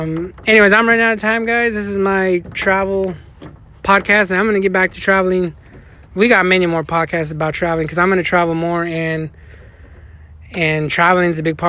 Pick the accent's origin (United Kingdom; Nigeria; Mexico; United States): United States; We grew up in the United States